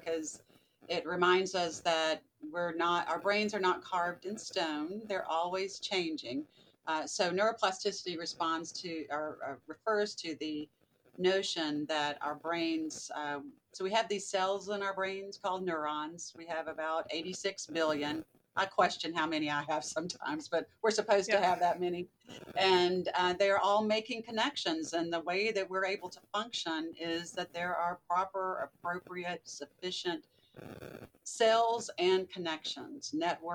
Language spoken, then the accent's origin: English; the South, Southern United States, United States; accent: Southern; moved away as an adult; also born or lived in Birmingham, Alabama; now in Virginia, United States; You can probably hear my Southern accent still, even though I've been in Virginia a while.